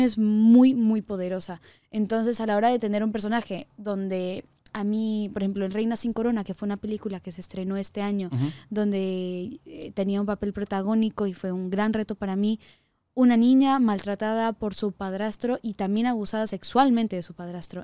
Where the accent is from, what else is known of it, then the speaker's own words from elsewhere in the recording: Sweden; moved away; also born or lived in Mexico; el pueblo donde yo crecí cuando era pequeña en Suecia